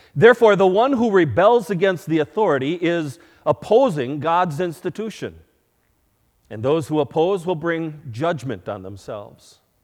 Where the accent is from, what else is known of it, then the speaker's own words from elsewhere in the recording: United States; As American citizens